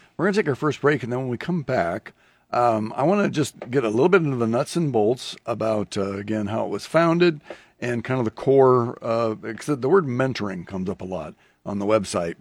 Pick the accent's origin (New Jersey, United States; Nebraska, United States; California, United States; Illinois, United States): Nebraska, United States; Lincoln; I grew up in the Dutch Reformed Church here in, in town